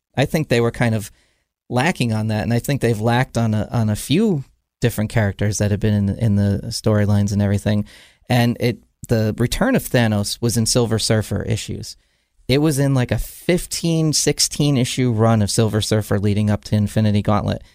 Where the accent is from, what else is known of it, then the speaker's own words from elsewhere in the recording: New Jersey, United States; I grew up in New Jersey.